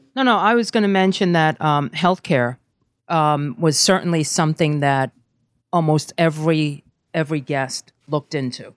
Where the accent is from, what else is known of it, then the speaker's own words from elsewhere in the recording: New York City, New York, United States; also born or lived in Brazil; I'm from Brooklyn